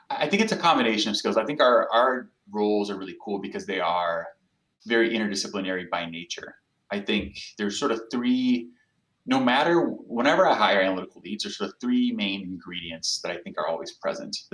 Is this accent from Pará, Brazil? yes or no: no; São Paulo, Brazil; I'm an analytics professional, as you know, so I, am never going to have the counterfactual to know uh, what it was like to not live there.